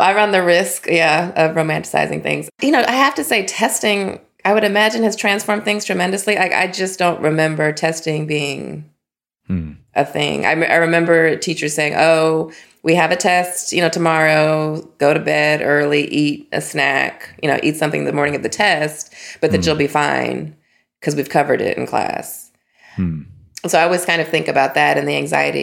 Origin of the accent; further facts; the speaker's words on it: Las Vegas, Nevada, United States; moved away; Las Vegas, Nevada. So I'm a proud product of the Clark County School District